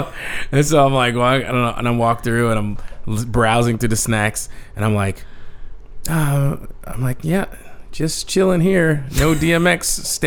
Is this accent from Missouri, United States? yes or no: no; Philadelphia, Pennsylvania, United States; born or raised there; also born or lived in New Jersey